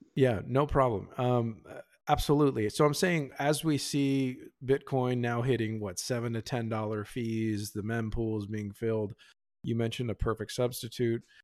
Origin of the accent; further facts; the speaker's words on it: Pennsylvania, United States; now in Texas, United States; I grew up in Pennsylvania, and actually, I'm here in Texas